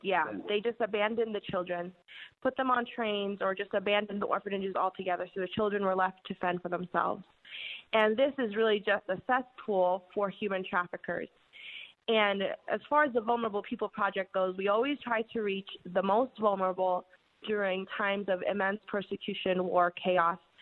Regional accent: New York City, New York, United States; I uh, was born and raised in New York City

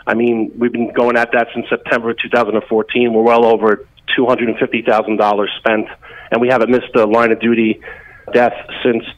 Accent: Hudson County, New Jersey, United States; growing up in Hudson County and from New Jersey

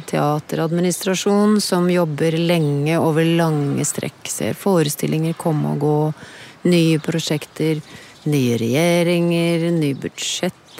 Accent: Eidsvoll, Akershus, Norway; born or raised there

